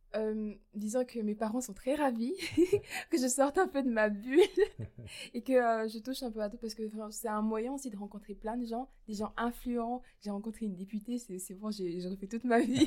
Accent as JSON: {"language": "French", "town": "Mouscron", "region": "Wallonia", "country": "Belgium", "moved": "as an adult", "lives_now": "Namur, Belgium"}